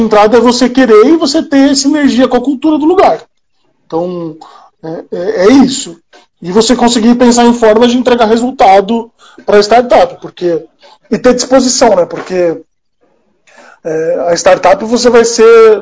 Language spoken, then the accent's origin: Portuguese; São Paulo, Brazil; eu sou de São Paulo